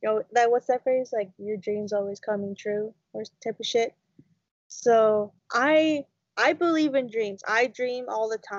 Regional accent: London, Ontario, Canada; now in Rama, Canada; I come from London, Ontario. My family is originally from there

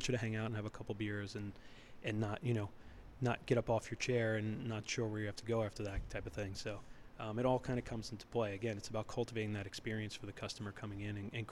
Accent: New York City, New York, United States; moved away as an adult; also born or lived in Palo Alto, California / Alaska; now in Massachusetts, United States; We grew up in New York City

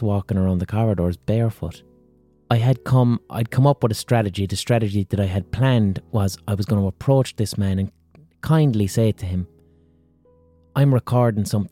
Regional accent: Ireland

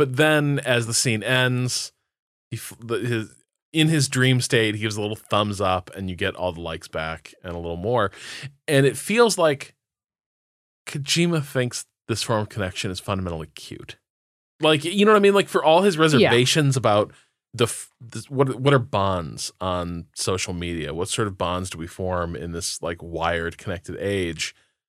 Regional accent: Indiana, United States; so I grew up in Northwest Indiana, and like in some ways a very sort of secular place, but also there's still pockets of like deeply religious people.

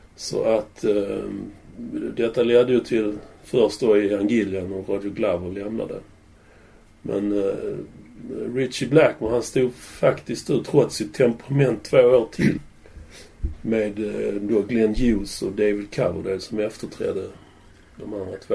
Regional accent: Malmö, Skåne, Sweden; jag var ju uppvuxen i Limhamn

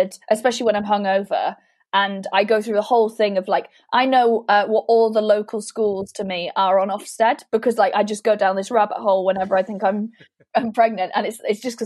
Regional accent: Welsh, Wales, United Kingdom; I didn't feel quite Welsh enough

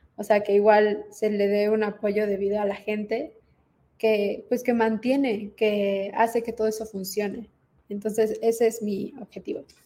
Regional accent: Quintana Roo, Mexico; moved away; Quintana Roo, que es de donde soy

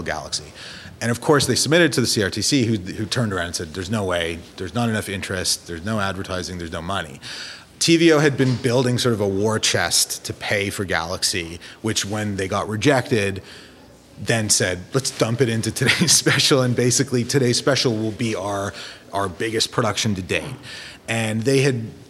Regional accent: Toronto, Ontario, Canada; I grew up in Toronto, so I went to Simpsons

